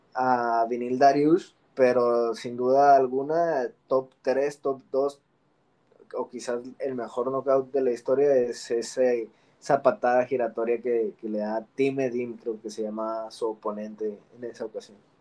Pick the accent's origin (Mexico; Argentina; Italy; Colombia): Mexico; Como mexicanos